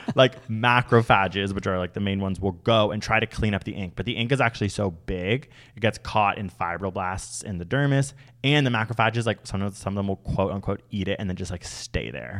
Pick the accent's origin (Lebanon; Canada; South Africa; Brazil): Canada; I'm Canadian